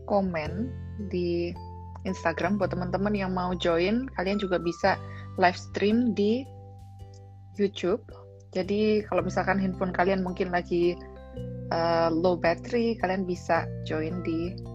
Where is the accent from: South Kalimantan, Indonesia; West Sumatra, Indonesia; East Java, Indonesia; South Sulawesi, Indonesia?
East Java, Indonesia; Malang; Candy yang dari kota Malang ya, aku juga dari kota Malang.